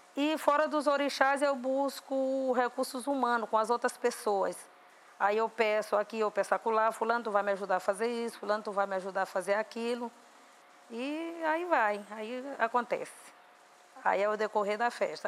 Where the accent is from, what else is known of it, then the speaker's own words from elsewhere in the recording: Viana, Maranhão, Brazil; em Viana, num lugar chamado Bandeirante, que é um lugar mais retirado, que é a zona mais rural de Viana, que foi justamente onde eu nasci